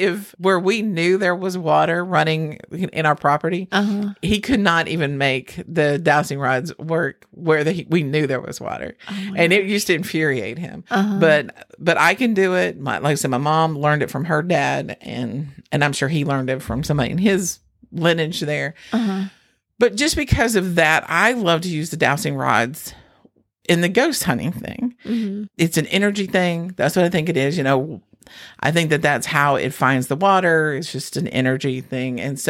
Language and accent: English; North Carolina, United States; we're from North Carolina.